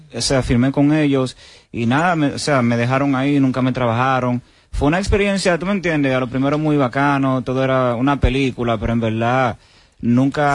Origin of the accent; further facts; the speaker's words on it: La Vega, Dominican Republic; yo soy de La Vega